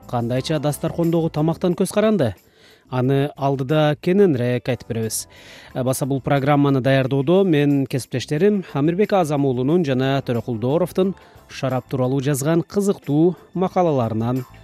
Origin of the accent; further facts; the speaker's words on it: Kyrgyzstan; мен туулуп өскөн кыргызстанда